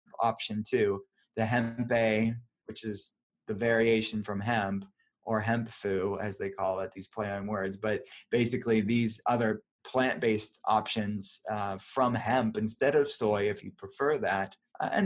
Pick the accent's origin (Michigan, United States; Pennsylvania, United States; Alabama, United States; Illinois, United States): Pennsylvania, United States; Pittsburgh; I'm from Pittsburgh